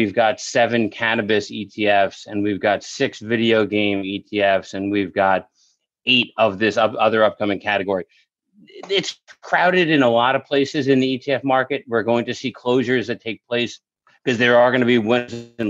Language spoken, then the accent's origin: English; New York, United States; accent: New York; as a New Yorker with an accent, family that has accents around it